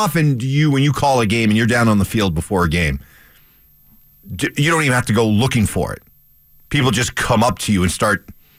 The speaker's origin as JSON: {"language": "English", "region": "New Hampshire", "country": "United States", "tie": "born or raised there", "moved": "yes", "said": "I grew up in New Hampshire."}